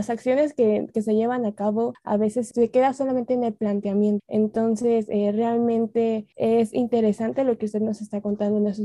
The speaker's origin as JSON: {"language": "Spanish", "country": "Mexico", "said": "nosotros como mexicanos"}